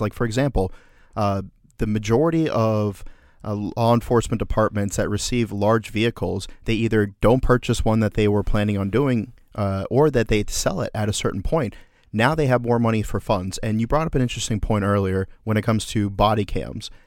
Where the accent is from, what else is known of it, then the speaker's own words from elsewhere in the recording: Orlando, Florida, United States; my hometown of Orlando, Florida